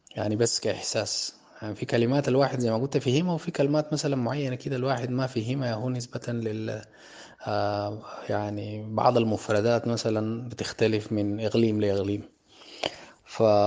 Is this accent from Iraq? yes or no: no; Sudan; عندنا في السودان